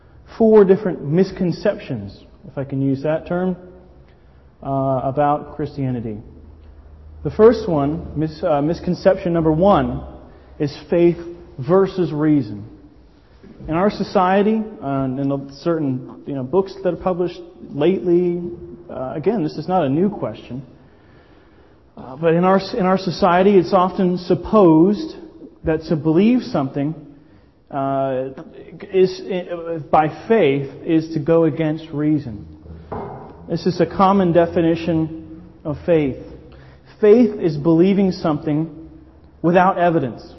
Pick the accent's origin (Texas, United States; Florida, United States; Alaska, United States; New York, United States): Florida, United States; Miami; moved away as an adult; now in Brighton, United Kingdom; I'm American, obviously. I'm from Miami, the Miami area originally.